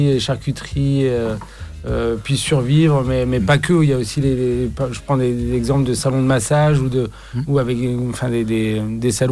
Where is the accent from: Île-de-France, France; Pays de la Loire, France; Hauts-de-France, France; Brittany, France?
Brittany, France; chez nous, en Bretagne